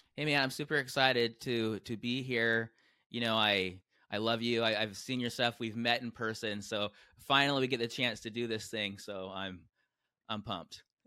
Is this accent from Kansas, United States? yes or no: no; San Diego, California, United States; I grew up in San Diego